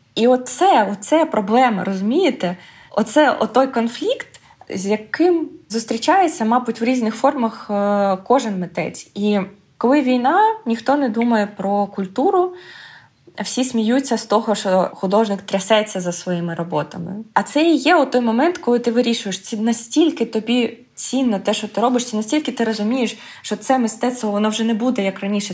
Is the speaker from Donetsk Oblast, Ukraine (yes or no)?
yes; Pokrovsk, Donetsk Oblast, Ukraine; moved away as an adult; also born or lived in Kharkiv, Ukraine; now in Graz, Austria; я народилася в Україні. В е, Донецькій області